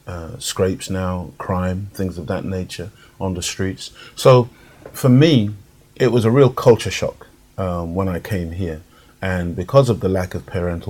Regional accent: Jamaica; accent: Jamaican; now in United Kingdom; when I was growing up in Jamaica

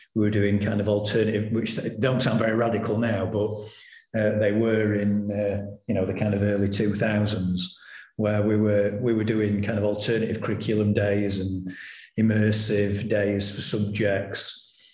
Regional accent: Doncaster, Yorkshire and the Humber, United Kingdom; I was born in Doncaster um, and raised in Doncaster, and I went to school in Doncaster. I now live in Doncaster

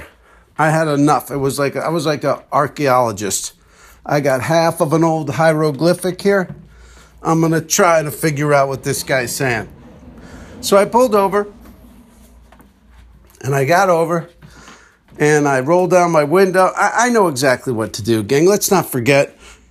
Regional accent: East Coast, United States; moved away; also born or lived in Texas; I was from the East Coast.

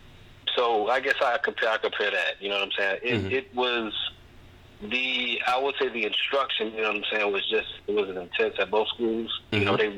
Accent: Jacksonville, Florida, United States; Yeah, I was born and raised on the Southside. Pretty much the same area that Byrd grew up in.

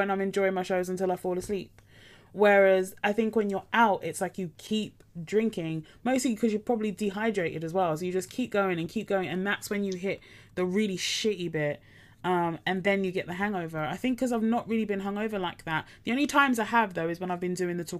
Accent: Essex, East of England, United Kingdom; I grew up in Essex

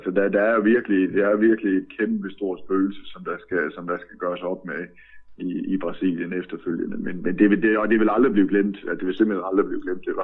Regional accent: Southern Jutland, Southern Denmark, Denmark; jeg har jeg vokset op i Sønderjylland, så jeg har altid set meget fodbold tysk tv

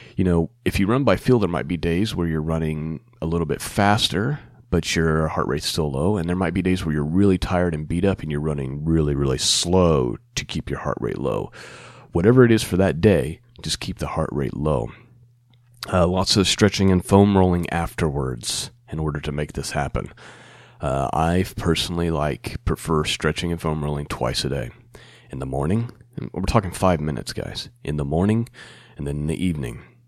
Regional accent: Muncie, Indiana, United States; here in my hometown of Muncie, Indiana

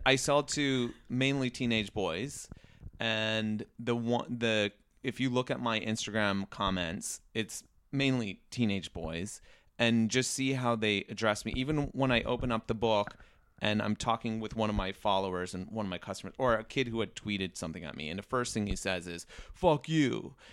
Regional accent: Riverside, California, United States; moved away as an adult; now in Los Angeles, United States; I grew up in Riverside

